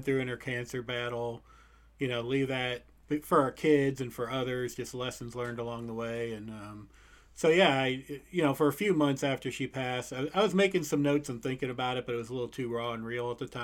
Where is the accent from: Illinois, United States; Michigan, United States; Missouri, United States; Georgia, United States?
Missouri, United States; St. Louis; I'm from St. Louis, Missouri.